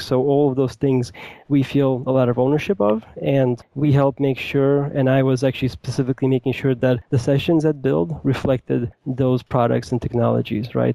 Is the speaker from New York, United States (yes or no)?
yes; New York City, New York, United States; moved away as an adult; now in Seattle, United States; i grew up in new york city i currently live in the greater seattle area I moved here a couple of years ago